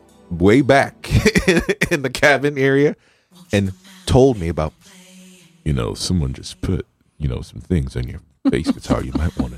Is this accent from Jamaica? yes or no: yes; Jamaica; moved away; My accent slipped out a little bit, right? Yeah, I'm from Jamaica